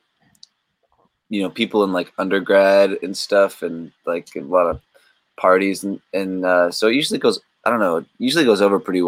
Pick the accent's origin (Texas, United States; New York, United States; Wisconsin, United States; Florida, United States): Texas, United States; Dallas; moved away as an adult; now in Boston, United States; I grew up in Dallas-Fort Worth area of Texas